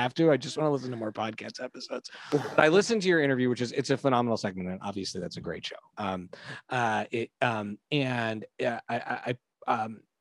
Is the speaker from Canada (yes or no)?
yes; Canada; We grew up in Canada.